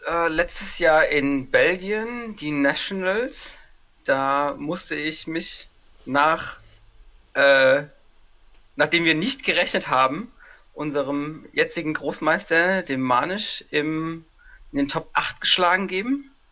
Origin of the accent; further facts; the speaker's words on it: Kaiserslautern, Rhineland-Palatinate, Germany; Ähm, ich komme aus Kaiserslautern, bin 32 Jahre alt